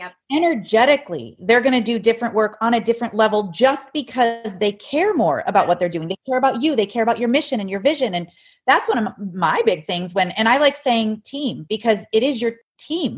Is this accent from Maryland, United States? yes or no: no; Ohio, United States; I'm from Ohio